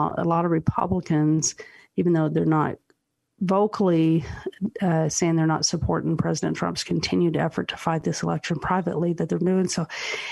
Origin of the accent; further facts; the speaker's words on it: Utah, United States; I'm grateful being from Utah